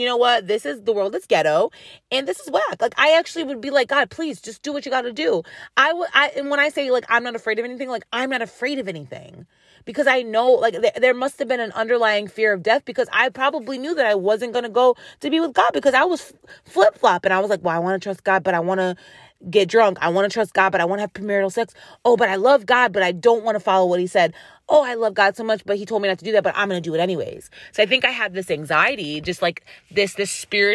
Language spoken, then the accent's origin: English; United States; I'm an American